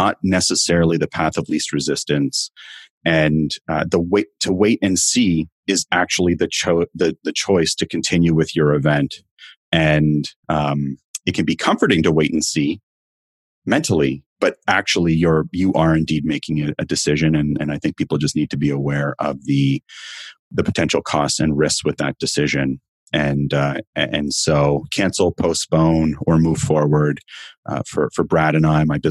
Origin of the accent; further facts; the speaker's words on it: Canada; I'm in Canada. If you haven't picked it up from my accent